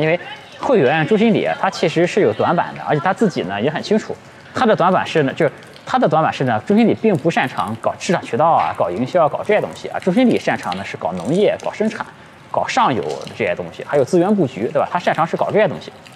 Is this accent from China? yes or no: yes; China; 我们中国人